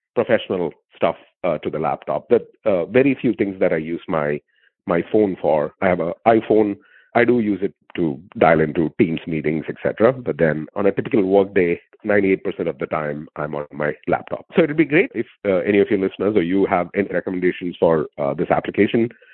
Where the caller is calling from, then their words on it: Seattle, Washington, United States; I'm calling from Seattle, Washington